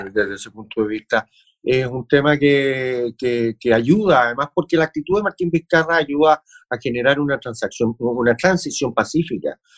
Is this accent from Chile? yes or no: yes; Chile; nosotros, como latinoamericanos y como chilenos